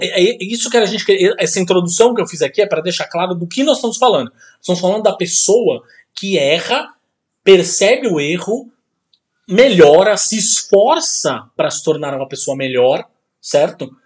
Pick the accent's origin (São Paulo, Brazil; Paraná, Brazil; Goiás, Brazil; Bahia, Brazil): São Paulo, Brazil; Santos; de Santos, minha terra natal